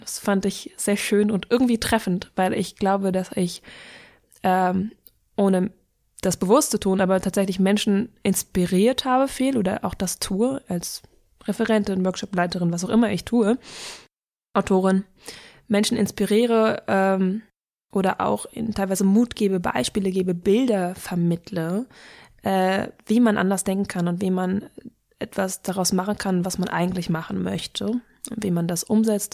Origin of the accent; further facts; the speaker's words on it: Berlin, Germany; ich bin in Berlin groß geworden und habe hier die letzten 21 Jahre gewohnt, deswegen würde ich es als meine Heimat bezeichnen